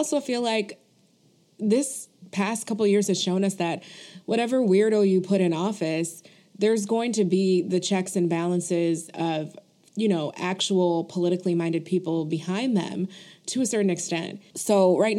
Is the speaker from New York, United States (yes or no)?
yes; Buffalo, New York, United States; I grew up only eating Frank's hot sauce because I'm from Buffalo, New York